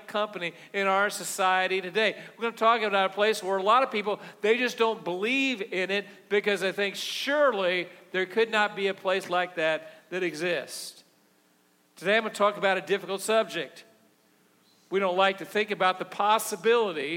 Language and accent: English; Missouri, United States; I'm from Missouri